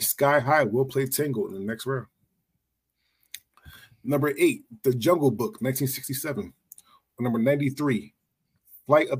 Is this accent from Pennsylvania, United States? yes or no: yes; Philadelphia, Pennsylvania, United States; growing up in Philly